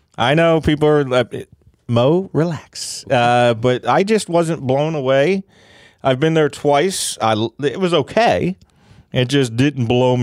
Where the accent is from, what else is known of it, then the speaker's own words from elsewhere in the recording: Philadelphia, Pennsylvania, United States; I'm from Kensington